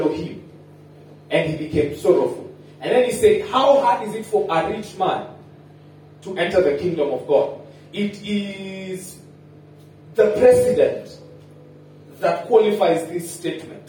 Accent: Kenya; we are Kenyan

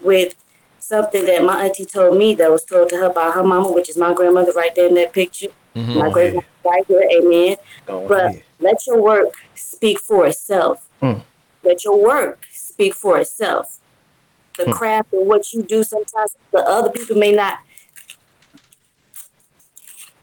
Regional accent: Tampa, Florida, United States; now in Illinois, United States; I'm from Tampa, Florida, and I'm up here in the great state of Illinois

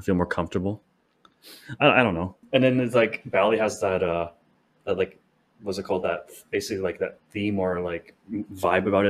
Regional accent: Canada; I'm a Canadian.

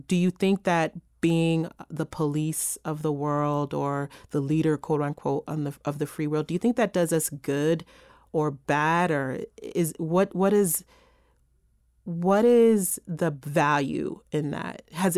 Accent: New York, United States; I'm a New Yorker

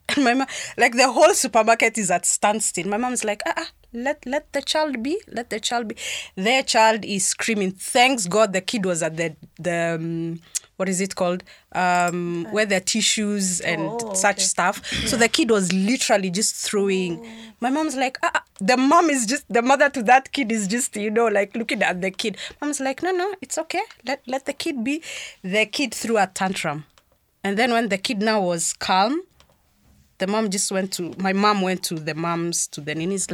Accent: Meru, Meru County, Kenya; I grew up in Meru

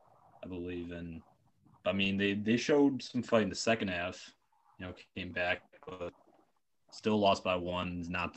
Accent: Buffalo, New York, United States; I'm from Buffalo, New York.

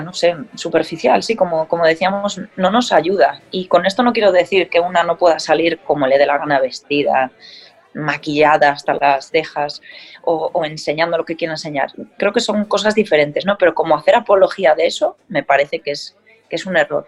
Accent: Galicia, Spain; como buena gallega que soy

